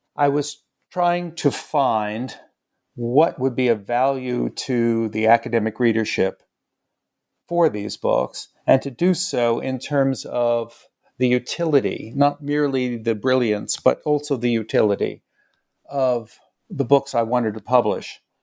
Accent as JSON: {"language": "English", "town": "New York City", "region": "New York", "country": "United States", "said": "I came back to New York City. I'm from New York"}